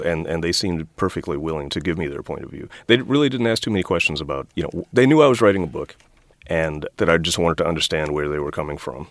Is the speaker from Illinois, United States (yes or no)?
no; Washington, District of Columbia, United States; I grew up in Washington, D.C. in the 1960s and 1970s